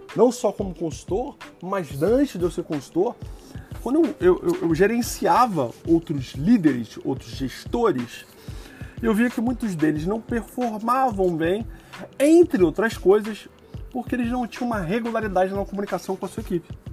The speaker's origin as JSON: {"language": "Portuguese", "region": "Rio de Janeiro", "country": "Brazil", "said": "como carioca flamenguista"}